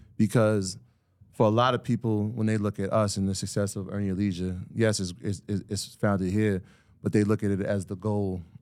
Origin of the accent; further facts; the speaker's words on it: Greenburgh, New York, United States; also born or lived in South Bronx, New York / Jamaica (ancestry); I was born there, but I was definitely raised in Greenberg